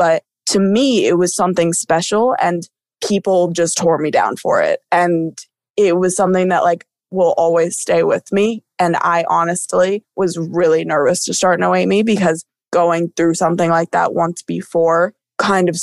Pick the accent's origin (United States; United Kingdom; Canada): United States; Somers; growing up in Somers